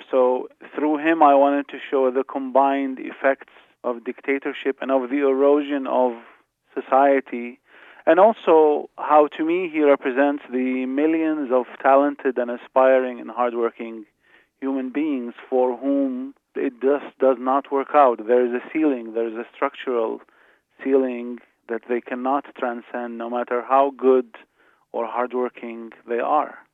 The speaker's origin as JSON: {"language": "English", "country": "Iraq", "tie": "born or raised there", "moved": "yes", "said": "Even though I left, but in a way, all Iraqis of my generation witnessed all of this."}